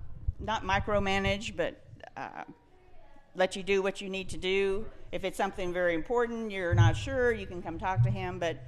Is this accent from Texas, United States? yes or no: yes; Kerr County, Texas, United States; also born or lived in San Antonio, Texas; I'm from Kerr County.